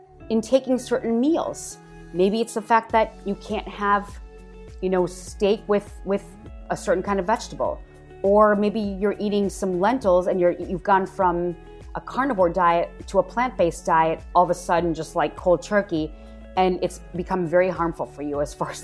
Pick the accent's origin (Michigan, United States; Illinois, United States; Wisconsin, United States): Wisconsin, United States; moved away; I am originally from Wisconsin